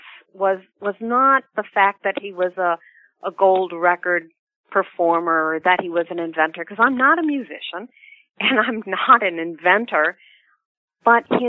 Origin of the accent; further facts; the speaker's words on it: Midwest, United States; I'm from the Midwest. I've lived in the Midwest all my life